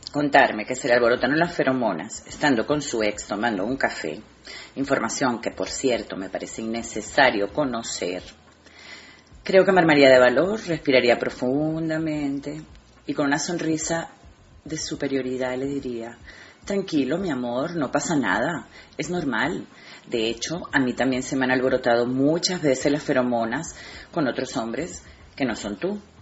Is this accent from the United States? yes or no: no; Venezuela; moved away as an adult; now in Spain; aunque nací en Venezuela, hace 23 años que me vine a vivir a España